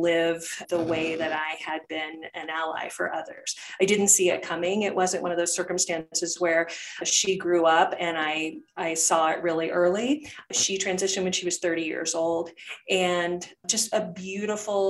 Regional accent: Topeka, Kansas, United States; I grew up in Topeka, Kansas, and that's where Westboro Baptist Church is located

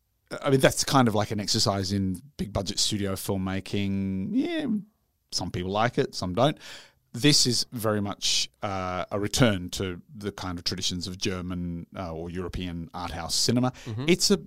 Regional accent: Yorkshire and the Humber, United Kingdom; From Yorkshire. Well, I'm from Yorkshire.

